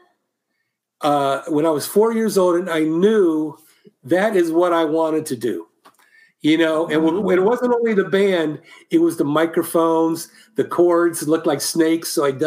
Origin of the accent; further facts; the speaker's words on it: Columbus, Ohio, United States; moved away as an adult; also born or lived in Cleveland, Ohio; now in California, United States; when I moved from Cleveland to Columbus in sixth grade